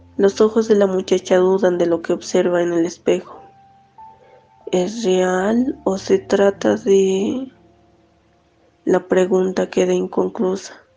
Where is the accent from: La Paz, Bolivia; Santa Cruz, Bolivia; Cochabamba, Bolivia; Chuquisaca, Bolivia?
La Paz, Bolivia; soy de La Paz, Bolivia, tengo 24 años